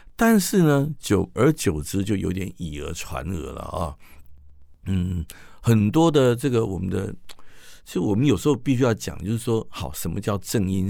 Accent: Taiwan; 咱这些台湾

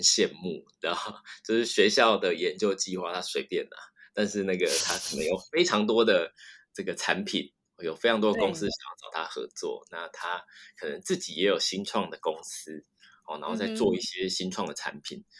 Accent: Taiwan; 那因为再加上我就是台湾的。呃，教职要找到的机会其实非常的低，

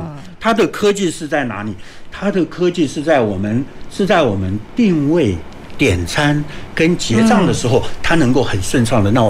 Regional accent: Taiwan; 所以我们台湾人讲嘛，

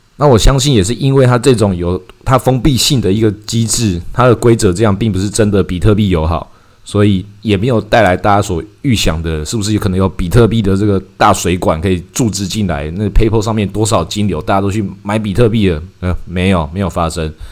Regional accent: Taiwan; 我们台湾人

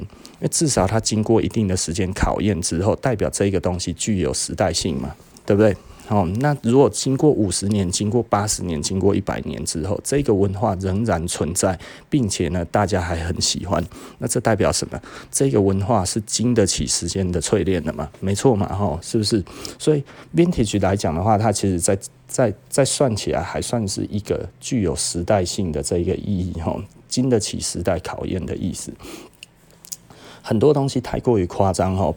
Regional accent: Taiwan; 我们台湾人

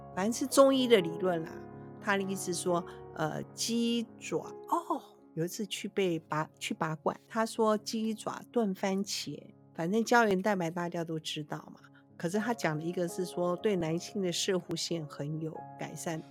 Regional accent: Taiwan; 我们台湾人自己吃不到自己台湾好吃的猪肉

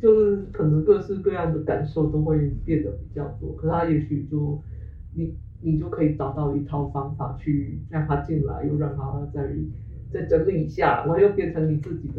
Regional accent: Hong Kong; 呃，比如我可以讲我是个香港人之类的这个东西越越清晰的时候

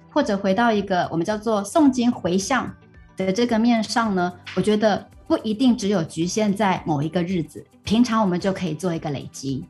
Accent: Taiwan; now in Malaysia; 那我来自于台湾， 台湾确实也是以清明节为主嗯。但是呢， 呃， 像我是，我是客家人嘛， 那我们的比较特别是过完元宵节之后，一直到清明节的这个时间， 只要我们的家族自己选好日子， 那么我们就会把这种所谓的扫墓 就会提前

